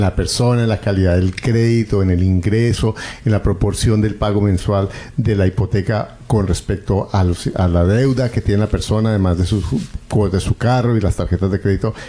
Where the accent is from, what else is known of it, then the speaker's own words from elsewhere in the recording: Colombia; Yo recuerdo en Colombia, yo soy colombiano